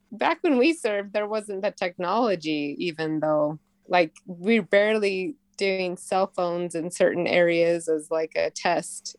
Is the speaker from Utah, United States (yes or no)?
yes; Utah, United States; I'm from Utah